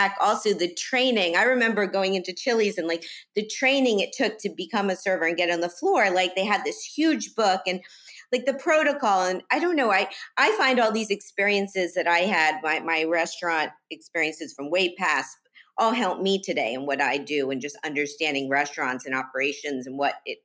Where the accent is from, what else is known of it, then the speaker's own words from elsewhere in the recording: Miami, Florida, United States; I was a teen growing up in Miami